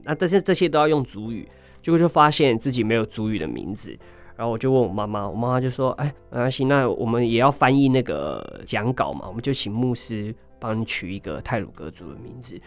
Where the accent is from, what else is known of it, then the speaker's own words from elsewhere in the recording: Hualien, Hualien County, Taiwan; moved away as an adult; also born or lived in Taipei; 我是来自花莲的泰鲁格族